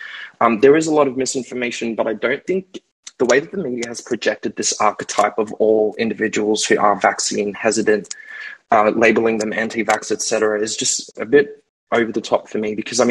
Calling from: Australia; I'm calling from Australia.

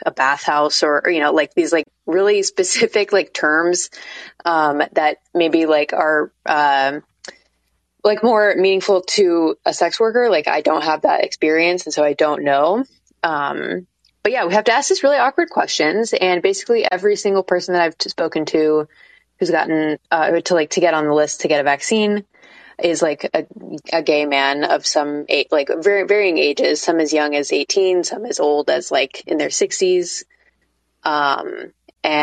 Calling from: Portland, Oregon, United States; Yeah, I'm calling from Portland, Oregon.

